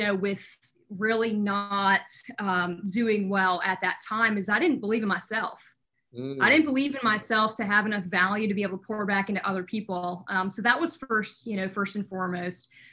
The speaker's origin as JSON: {"language": "English", "region": "North Dakota", "country": "United States", "tie": "born or raised there", "also_born_or_lived": "Fargo", "moved": "as an adult", "lives_now": "Maryland, United States", "said": "I actually born and raised in the Midwest, so North Dakota"}